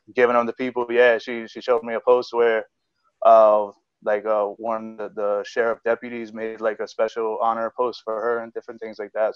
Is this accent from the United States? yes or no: yes; New York City, New York, United States; I'm growing up in the Bronx